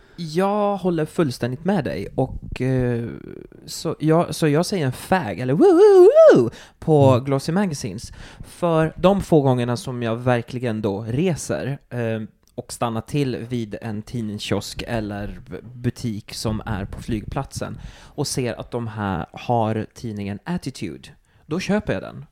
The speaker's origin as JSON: {"language": "Swedish", "town": "Turku", "region": "Southwest Finland", "country": "Finland", "moved": "yes", "said": "Jag kommer från Åbo."}